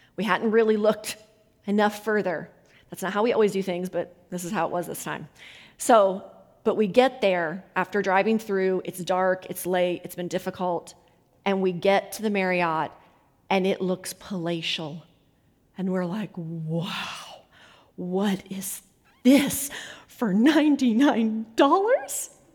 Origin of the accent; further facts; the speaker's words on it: United States; I come in as American